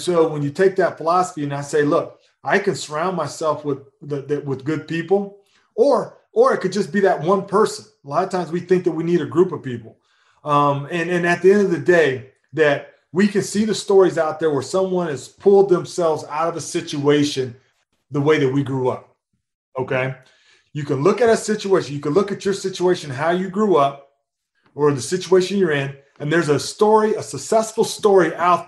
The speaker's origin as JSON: {"language": "English", "region": "Missouri", "country": "United States", "tie": "born or raised there", "said": "Growing up in Missouri, there's a lot of farms. So you've got a lot of farmers, a lot of cattle. Grew up fishing in the ponds, right?"}